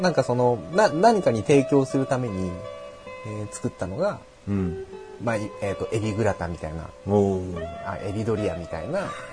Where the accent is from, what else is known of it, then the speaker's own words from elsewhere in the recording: Yokohama, Kanagawa, Japan; 我らが横浜